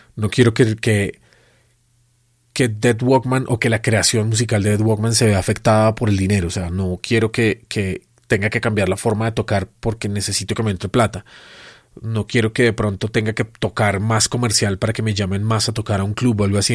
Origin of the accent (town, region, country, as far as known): Colombia